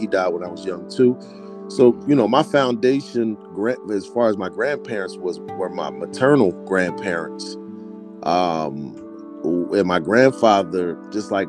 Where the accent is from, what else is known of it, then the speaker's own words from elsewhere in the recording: Philadelphia, Pennsylvania, United States; I'm a kid from Southwest Philadelphia